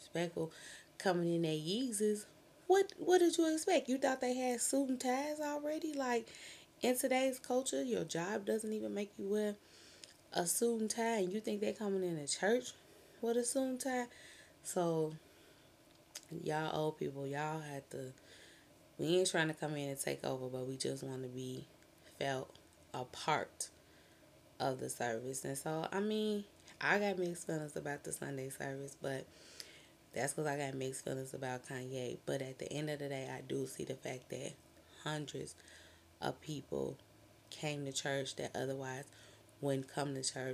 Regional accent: Chicago, Illinois, United States; I'm from Chicago

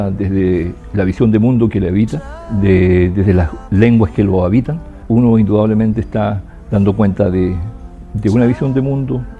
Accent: Quechurewe, Araucanía, Chile; also born or lived in Temuco; soy poeta, oralitor, ensayista, vengo del sur de Chile, desde la comunidad en la que habito, que se llama Quichurehue, que es un lugar que está en la región de la Araucanía, cerca de un hermoso lago que se llama Lago Colico.

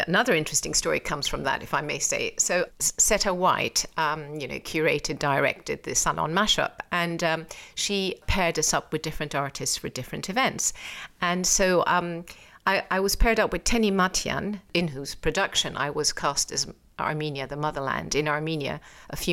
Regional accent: Iran; moved away; also born or lived in England; I was born in England, brought up in Iran

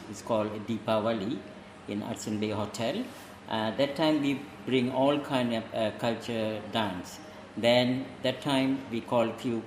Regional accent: Perak, Malaysia; first language Tamil; English is a second language; now in Ireland; I am originally from Malaysia, and I born in a small town. It's a small village.

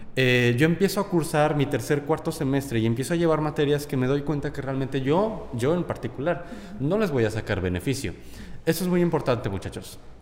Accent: Guanajuato, Mexico; now in Monterrey, Mexico; yo vengo de Guanajuato, entonces allá esto no existe

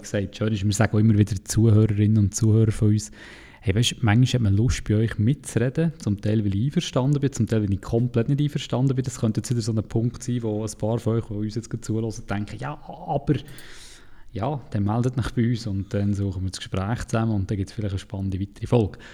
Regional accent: Interlaken, Bern, Switzerland; dort, wo ich herkomme, in Interlaken

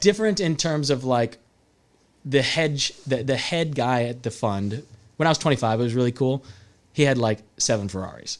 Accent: Salinas, California, United States; moved away as an adult; also born or lived in Arizona; I was from Salinas

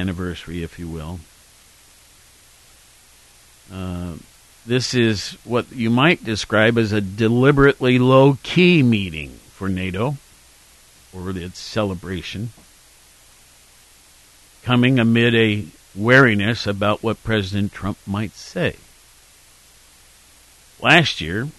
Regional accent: Worthington, Ohio, United States; also born or lived in Norfolk, Virginia; now in Athens, Ohio; my hometown of Worthington

